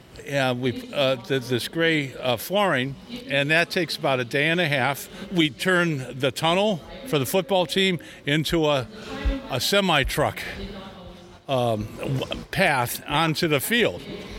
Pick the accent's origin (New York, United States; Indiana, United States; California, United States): Indiana, United States; Notre Dame; I grew up here. I was baptized here, married here, buried my parents here. I'll be buried here. I just love Notre Dame. My family's been here, my grandfather, since 1906.